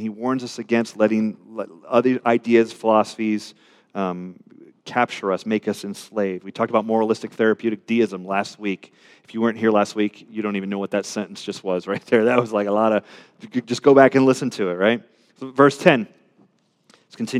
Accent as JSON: {"language": "English", "town": "Richmond", "region": "Virginia", "country": "United States", "said": "I'm a Richmonder"}